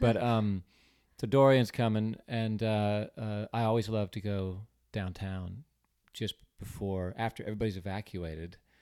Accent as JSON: {"language": "English", "town": "San Diego", "region": "California", "country": "United States", "tie": "born or raised there", "also_born_or_lived": "Davis, California", "moved": "yes", "lives_now": "Charleston, United States", "said": "I was born in San Diego"}